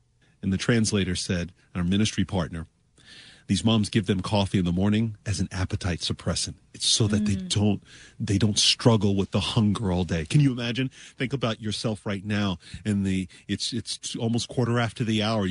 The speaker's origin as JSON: {"language": "English", "town": "Toronto", "region": "Ontario", "country": "Canada", "tie": "born or raised there", "moved": "yes", "lives_now": "Florida, United States", "said": "I was born in Toronto, Canada"}